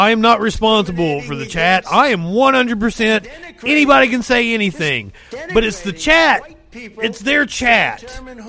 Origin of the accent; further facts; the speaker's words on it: Kentucky, United States; I am from Kentucky